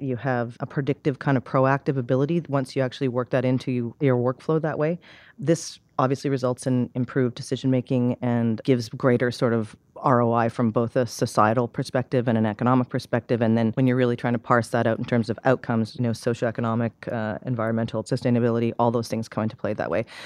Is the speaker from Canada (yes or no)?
yes; Canada; moved away; I'm from Canada originally, and there's a small town a couple hours from where I grew up called Saint Albert